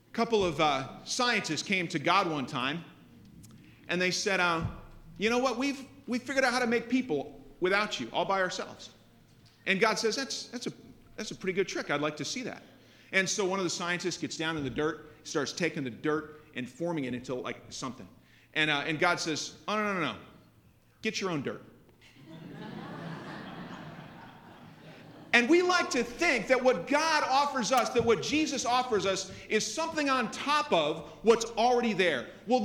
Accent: Buffalo, New York, United States; my hometown, Buffalo, New York

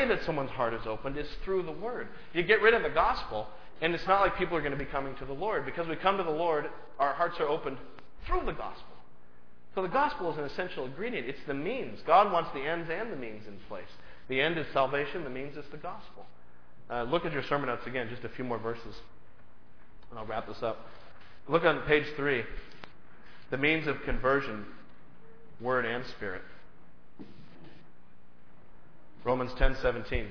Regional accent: United States; I'm just an American

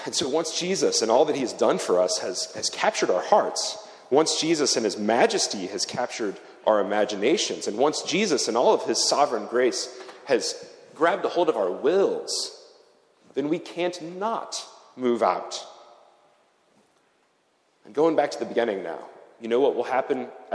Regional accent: United States; moved away as an adult; now in Zurich, Switzerland; I come from America

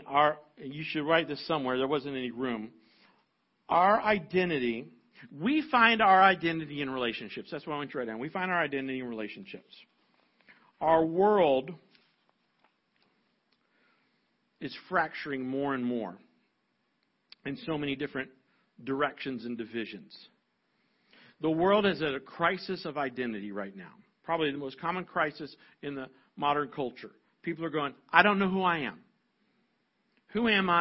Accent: United States; I'm a white, older American male

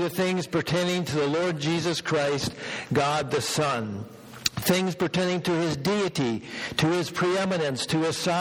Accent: Minnesota, United States; now in Bellingham, United States; out in the rural part, similar to what I grew up in back in Minnesota

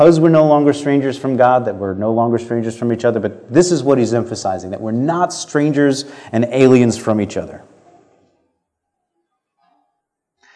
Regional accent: United States; And this is my home. I am a citizen, and I was born here

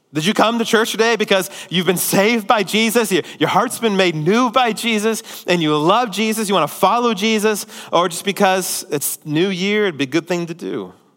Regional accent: United States; as American Christians

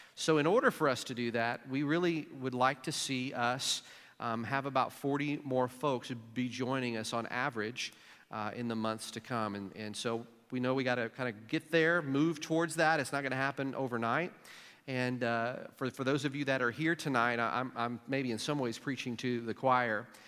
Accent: Jackson, Missouri, United States; moved away; my hometown of Jackson, Missouri

